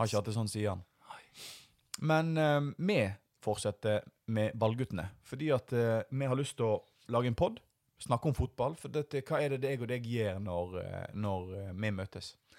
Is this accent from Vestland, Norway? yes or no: yes; Voss, Vestland, Norway; now in Bergen, Norway; jeg er vossing